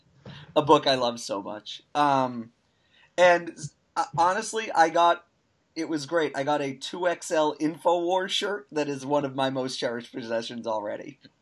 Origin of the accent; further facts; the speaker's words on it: United States; We're American